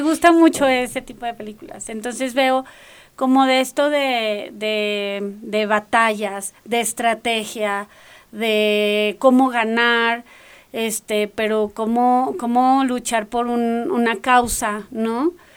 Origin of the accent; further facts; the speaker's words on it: northern Mexico, Mexico; accent: norteña; decían que yo hablaba muy norteña